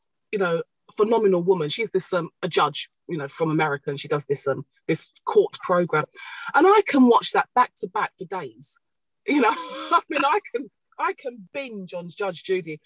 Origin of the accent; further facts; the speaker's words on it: Nigeria; now in United Kingdom; I'm Nigerian